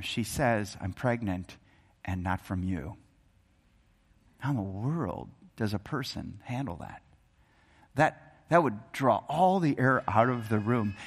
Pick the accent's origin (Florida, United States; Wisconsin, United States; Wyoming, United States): Wisconsin, United States; moved away; I grew up in Wisconsin